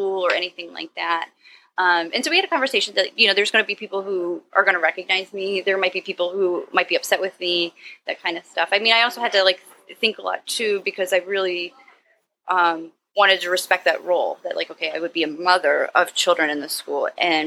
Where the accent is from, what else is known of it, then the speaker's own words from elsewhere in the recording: Upper Arlington, Ohio, United States; now in Cleveland, United States; My hometown's called Upper Arlington, and it's a suburb by Columbus